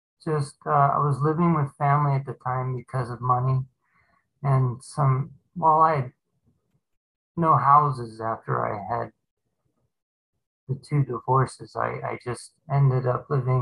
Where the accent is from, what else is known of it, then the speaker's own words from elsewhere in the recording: Phoenix, Arizona, United States; also born or lived in California; We moved back from California to Phoenix, Arizona, where I've lived all my life practically.